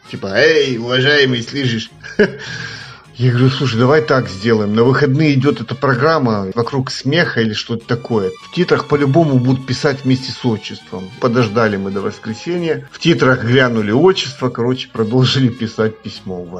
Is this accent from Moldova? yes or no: yes; Moldova; я из Молдавии.